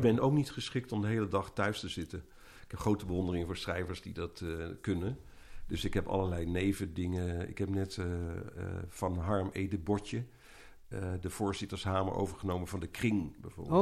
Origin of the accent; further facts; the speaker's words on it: Eindhoven, North Brabant, Netherlands; in mijn jeugd in Eindhoven